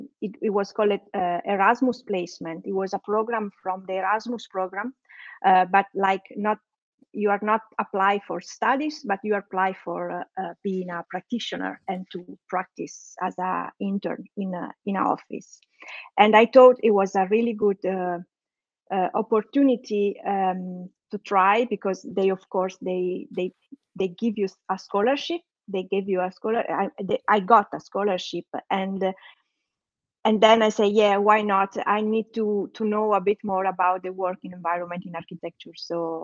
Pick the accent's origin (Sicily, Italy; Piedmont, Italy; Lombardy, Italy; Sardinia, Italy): Sardinia, Italy; English is a second language; moved away as an adult; now in Copenhagen, Denmark; I'm an architect based in Copenhagen. I'm Italian. I'm from Italy, from Sardinia. I've been here already 9 years, and I work as an architect.